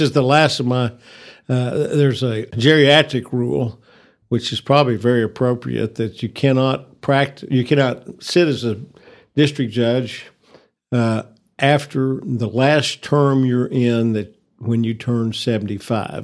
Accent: Amarillo, Texas, United States; I was born in Northwest Texas Hospital in nineteen forty-nine, so, uh, I have, uh, been a lifelong resident of this city

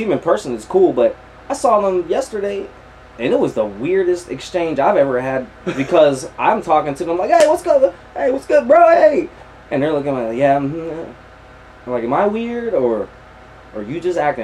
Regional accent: Meadville, Pennsylvania, United States; I'm actually from Meadville, PA

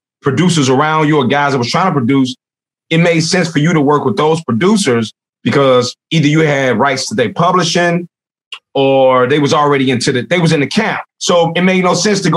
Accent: Chicago, Illinois, United States; growing up in Roseland

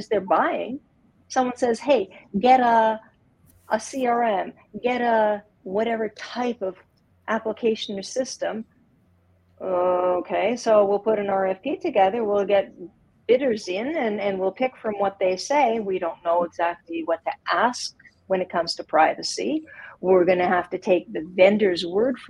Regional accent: Montreal, Quebec, Canada; now in Calgary, Canada; I grew up in Montreal

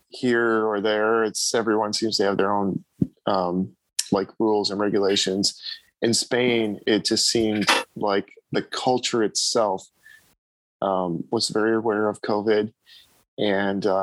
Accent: United States; being from the United States

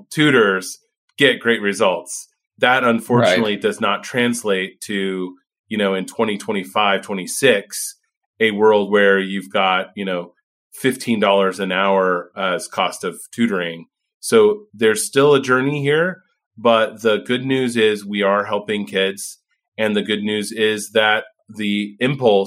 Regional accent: Indiana, United States; moved away; I'm from Indiana originally

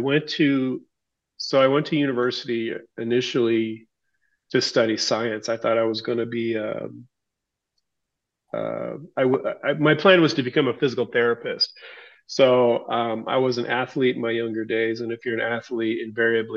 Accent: Tacoma, Washington, United States; now in New Hampshire, United States; Born and raised in the Seattle area in Tacoma, Washington. I now reside in the state of New Hampshire on the other side of the country

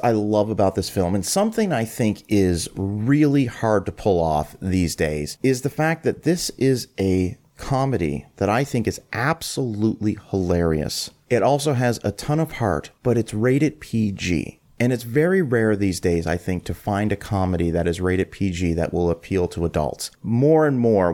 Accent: Canada; moved away; I'm originally from Canada

